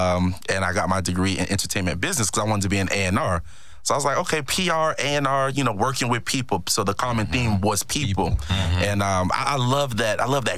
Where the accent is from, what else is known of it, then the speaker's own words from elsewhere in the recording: Miami, Florida, United States; But I'm from Miami, Florida. Okay. Born and raised.